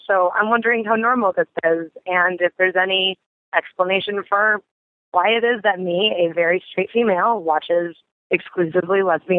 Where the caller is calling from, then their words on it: Midwest, United States; Hey, Dan, I am a lesbian from the Midwest, and I listen to your show every week.